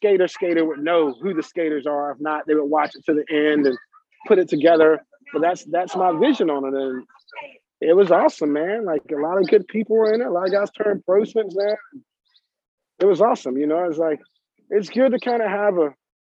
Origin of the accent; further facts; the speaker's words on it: the South, United States; we're from the South.